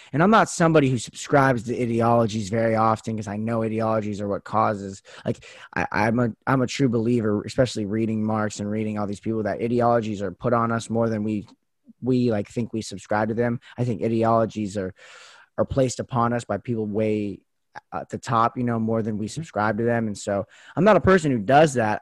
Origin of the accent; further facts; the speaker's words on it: United States; as American citizens